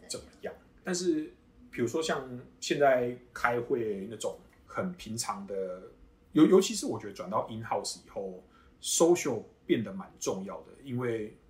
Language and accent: Chinese; Kaohsiung, Taiwan; moved away as an adult; now in United States; 我是高雄人